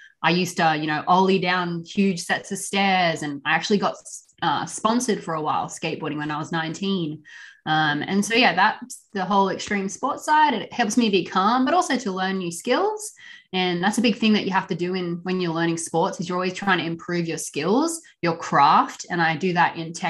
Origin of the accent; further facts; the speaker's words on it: Australia; now in United States; we're actually both from Australia